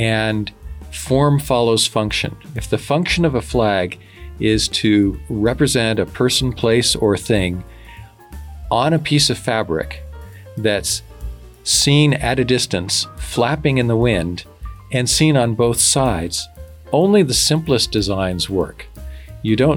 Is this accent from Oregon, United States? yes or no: yes; Oregon, United States; my home state of Oregon